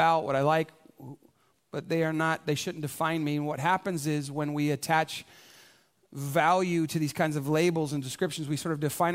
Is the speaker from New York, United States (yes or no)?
no; San Antonio, Texas, United States; I was born specifically here in San Antonio, right? This is hometown USA for me